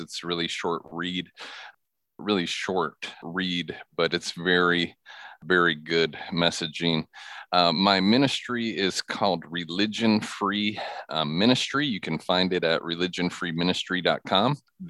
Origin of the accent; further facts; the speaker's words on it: Michigan, United States; Yeah, well, I grew up in Michigan. I grew up in a imperfect yet Christian home.